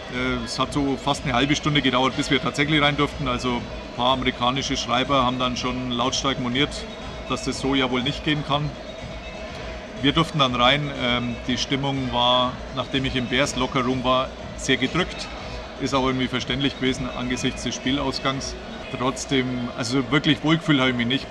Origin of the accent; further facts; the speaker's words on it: Bavaria, Germany; wie man bei uns in Bayern sagt